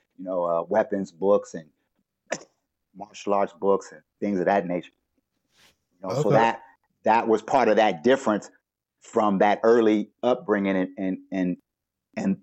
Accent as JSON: {"language": "English", "town": "Los Angeles", "region": "California", "country": "United States", "tie": "born or raised there", "said": "I grew up in Los Angeles, but I grew up by the beach and in the hood"}